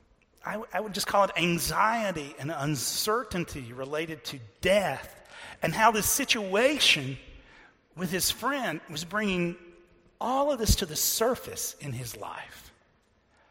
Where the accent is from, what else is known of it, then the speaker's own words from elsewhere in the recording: Texas, United States; I'm from Texas